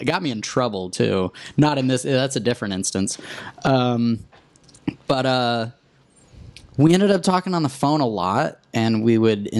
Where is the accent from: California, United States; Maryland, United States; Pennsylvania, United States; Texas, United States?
Texas, United States; Dallas; born or raised there; also born or lived in New York City